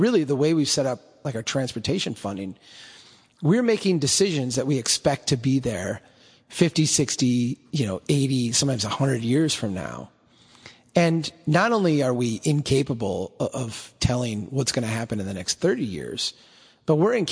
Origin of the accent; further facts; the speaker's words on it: Minnesota, United States; I'm Minnesotan